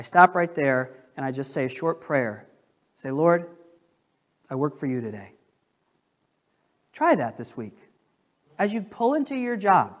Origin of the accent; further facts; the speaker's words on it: United States; I'm an American